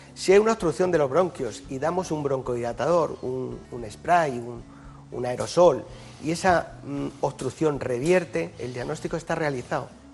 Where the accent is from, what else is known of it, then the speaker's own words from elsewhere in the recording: Yecla, Region of Murcia, Spain; now in Madrid, Spain; El hospital de mi pueblo se sigue llamando Hospital Virgen del Castillo y a mucha honra, ¿no? es la patrona de Yecla